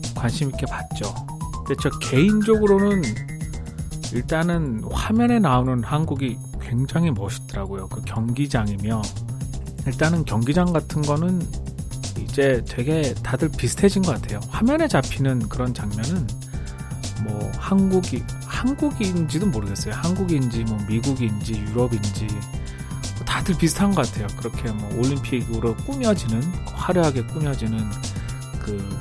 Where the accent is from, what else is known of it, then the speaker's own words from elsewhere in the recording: South Korea; moved away as an adult; now in United States; 한국 사람이니까